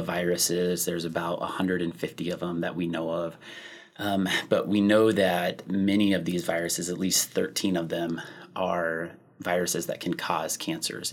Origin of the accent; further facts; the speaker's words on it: Kansas, United States; moved away as an adult; also born or lived in Oklahoma; now in Madison, United States; I'm originally from Kansas and did my training in Oklahoma, and then I came up here following residency